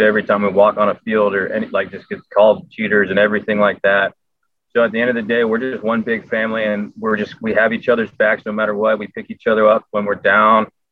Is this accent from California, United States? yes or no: yes; Southern California, United States; growing up in Southern California, I was I was not the biggest Dodger fan. I was an Anaheim fan